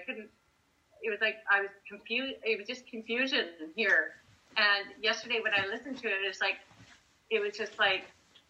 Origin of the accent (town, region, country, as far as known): Canada